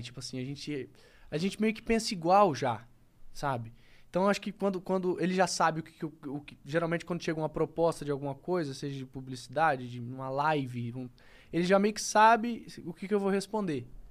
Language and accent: Portuguese; Campo Grande, Mato Grosso do Sul, Brazil; eu sou um cara de Campo Grande, sou do Mato Grosso do Sul.